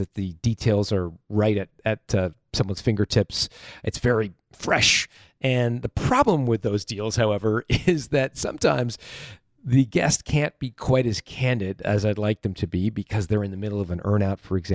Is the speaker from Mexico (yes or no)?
no; Canada; I'm from Canada.